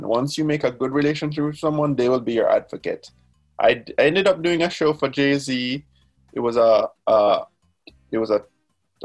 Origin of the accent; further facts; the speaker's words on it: Jamaica; I have a moniker that I go by that I introduce myself as Jamaican